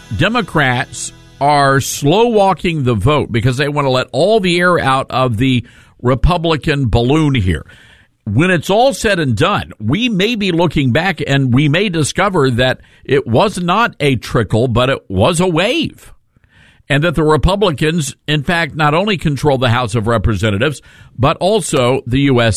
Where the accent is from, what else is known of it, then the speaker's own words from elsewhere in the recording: Memphis, Tennessee, United States; my hometown, Memphis, Tennessee